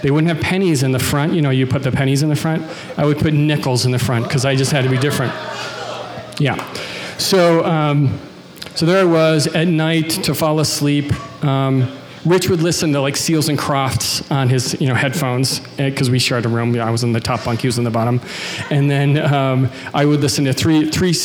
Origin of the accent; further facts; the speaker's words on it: Cheektowaga, New York, United States; moved away as an adult; my hometown, which is a suburb of Buffalo, New York. It's a town called Cheektowaga